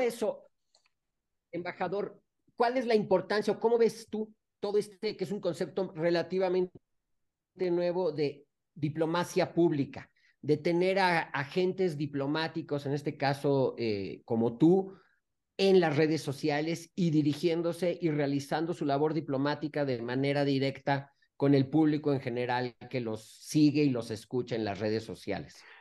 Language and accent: Spanish; Mexico; tenemos los mexicanos